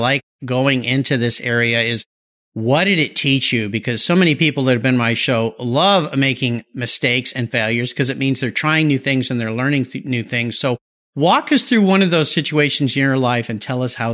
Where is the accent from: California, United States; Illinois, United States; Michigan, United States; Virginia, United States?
California, United States; Southern; When I was young, I grew up in Southern California